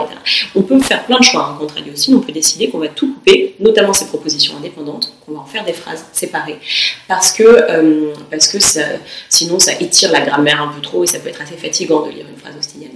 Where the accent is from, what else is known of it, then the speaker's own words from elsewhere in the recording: France; now in York, United Kingdom; on est des Français